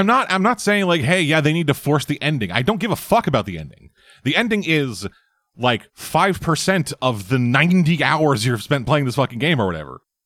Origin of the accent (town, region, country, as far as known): Canada